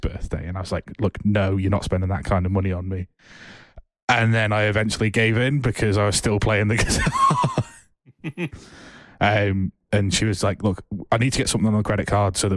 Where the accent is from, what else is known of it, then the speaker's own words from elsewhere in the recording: Isle of Man; I was from the Isle of Man.